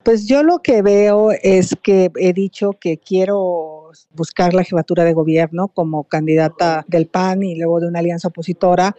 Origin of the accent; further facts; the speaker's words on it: Valle del Mezquital, Hidalgo, Mexico; also born or lived in Iztapalapa, Mexico City; now in Mexico City, Mexico; yo vengo del Valle del Mezquital, yo soy una migrante a la ciudad que llegó a Iztapalapa a vivir